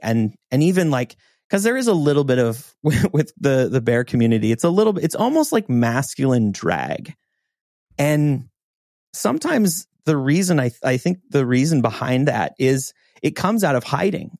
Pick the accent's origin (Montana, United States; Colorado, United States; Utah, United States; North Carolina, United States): Montana, United States; growing up in Montana